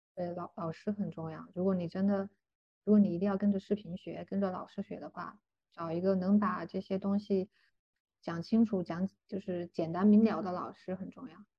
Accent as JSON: {"language": "Chinese", "country": "China", "moved": "as an adult", "said": "我们中国人的通病吧"}